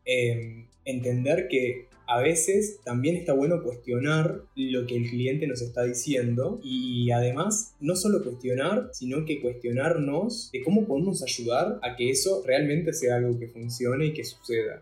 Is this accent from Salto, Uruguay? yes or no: yes; Salto, Uruguay; yo soy de Salto